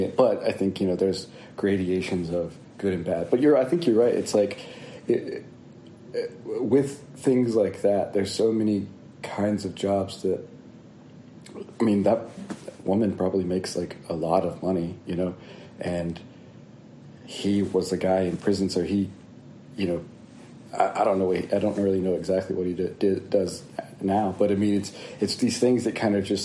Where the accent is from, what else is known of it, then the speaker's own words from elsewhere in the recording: North Carolina, United States; now in Philadelphia, United States; I was born in North Carolina, and I currently live in Philadelphia, Pennsylvania